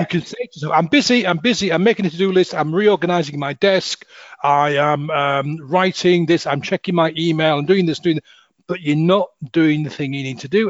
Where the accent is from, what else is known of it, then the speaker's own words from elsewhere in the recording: Hull, Yorkshire and the Humber, United Kingdom; moved away; also born or lived in south of England; I'm from um, Hull, oh. H U L L Hull